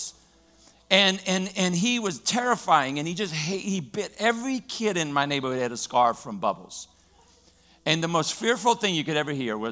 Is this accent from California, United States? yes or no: no; Louisiana, United States; I grew up in Louisiana